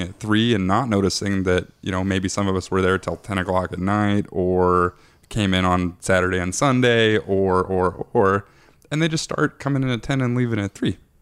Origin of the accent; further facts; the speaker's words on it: Aberdeen, Washington, United States; I grew up in Aberdeen, Washington.